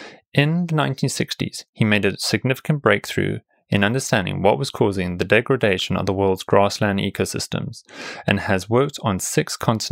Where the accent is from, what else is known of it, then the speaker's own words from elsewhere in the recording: South Africa; I grew up in South Africa, and coming from Africa